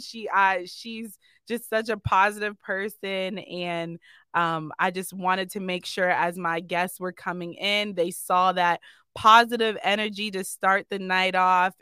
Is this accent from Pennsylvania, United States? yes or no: yes; Erie, Pennsylvania, United States; my hometown